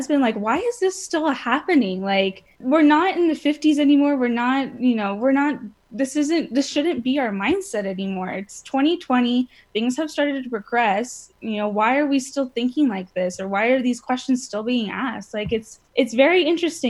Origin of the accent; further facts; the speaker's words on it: California, United States; moved away; I'm from California